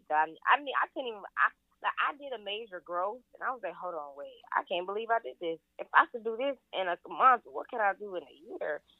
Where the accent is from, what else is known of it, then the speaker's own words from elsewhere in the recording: Ohio, United States; moved away; I'm from Ohio.